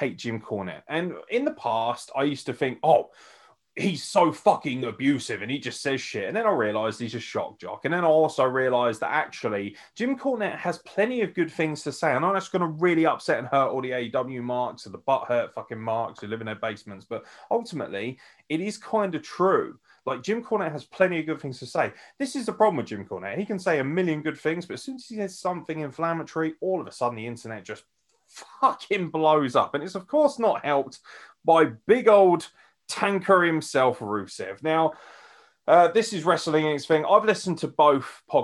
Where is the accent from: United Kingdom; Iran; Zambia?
United Kingdom; I'm British